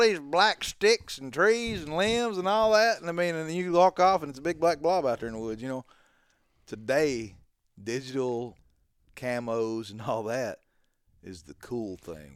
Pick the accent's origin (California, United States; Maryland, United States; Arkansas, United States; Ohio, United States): Arkansas, United States; I'm from freaking Po Dunk Town, Arkansas